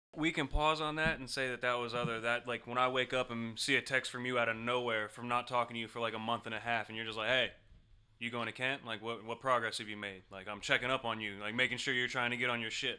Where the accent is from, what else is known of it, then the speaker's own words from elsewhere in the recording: Ohio, United States; I'm from Ohio